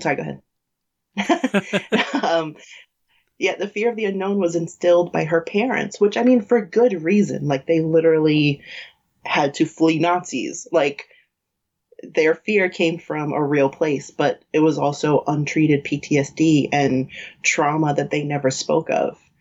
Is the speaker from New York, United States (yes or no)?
yes; New York, United States; we grew up in New York, which is like has literally everyone from everywhere